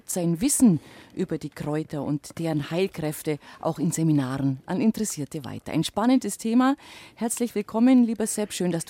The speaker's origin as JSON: {"language": "German", "region": "Bavaria", "country": "Germany", "said": "da tue ich mich da als Allgäuerin natürlich leicht"}